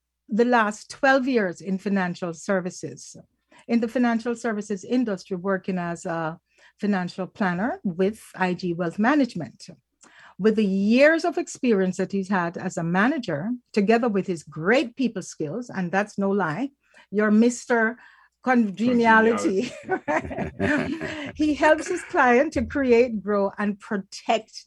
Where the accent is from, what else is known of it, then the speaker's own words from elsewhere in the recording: Falmouth, Trelawny, Jamaica; now in Canada; we hail from Falmouth in Jamaica, and our families go way back